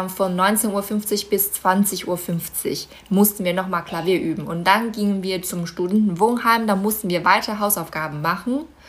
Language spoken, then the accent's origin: German; Baotou, Inner Mongolia, China; moved away; Bauto heißt meine Heimatstadt